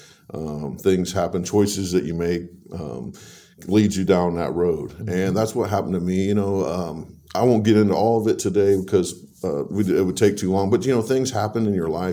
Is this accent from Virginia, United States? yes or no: no; Warsaw, Indiana, United States; also born or lived in Leesburg, Indiana; I'm a lifelong resident of this area. I was born in Leesburg, Indiana, moved to Warsaw when I was about 10, went to Lincoln Elementary, then went to both of the middle schools